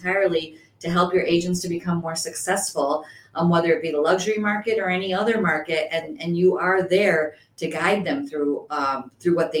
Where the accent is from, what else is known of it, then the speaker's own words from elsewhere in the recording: Addison, Illinois, United States; now in Chicago, United States; I grew up in Addison, which most people don't know, which is not a luxury market. I moved to Chicago